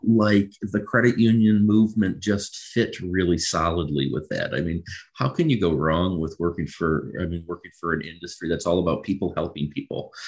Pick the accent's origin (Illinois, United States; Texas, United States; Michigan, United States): Michigan, United States; Macomb County; moved away as an adult; also born or lived in Dover, Delaware; born and raised in Michigan, really spent most of my life here. Grew up in Macomb County, uh, graduated from Utica High School in 2001.